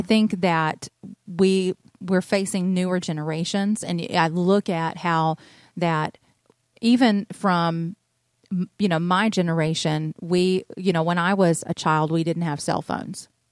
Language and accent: English; North Georgia, United States; I'm originally from North Georgia. I'm from the country. I'm a country girl. And, uh, I grew up in the, the Merville area.